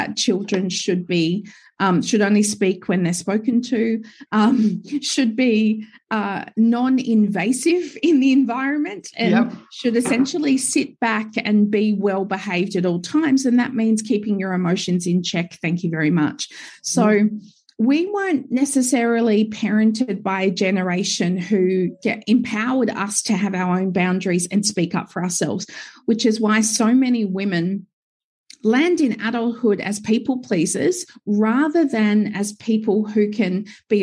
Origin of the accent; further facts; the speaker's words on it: Gold Coast, Queensland, Australia; now in Sunshine Coast, Australia; I was born and raised on the Gold Coast.